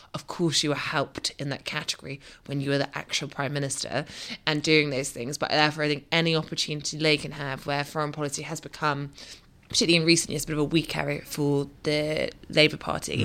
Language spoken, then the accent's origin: English; Scotland, United Kingdom; Scotland's safest seat and my hometown.